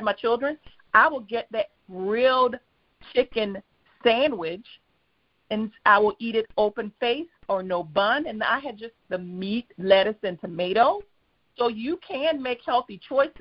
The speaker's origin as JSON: {"language": "English", "region": "South Carolina", "country": "United States", "tie": "born or raised there", "said": "I'm a country girl at heart. I was raised in South Carolina"}